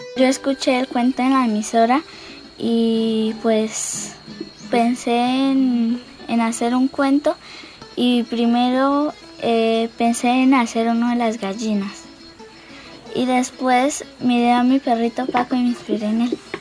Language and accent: Spanish; Charalá, Santander, Colombia; soy de Charalá, vivo en la vereda Guacamayas